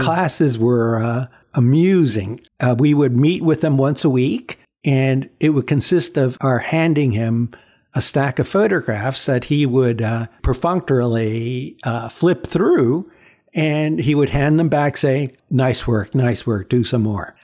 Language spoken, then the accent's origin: English; New York City, New York, United States; first language Chinese; English is a second language; growing up in Chinatown was, um, a, a really different experience from what people typically think about growing up in New York